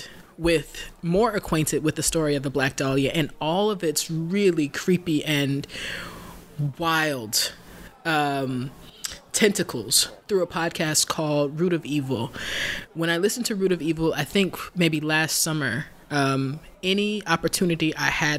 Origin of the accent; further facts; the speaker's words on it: Alabama, United States; Alabama being my home state